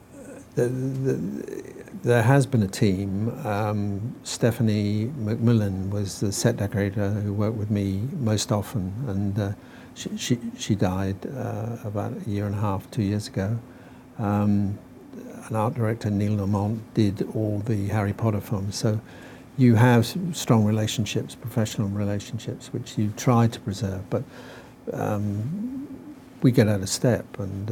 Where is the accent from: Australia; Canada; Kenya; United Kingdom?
United Kingdom; Norwich, East of England; Norwich, my hometown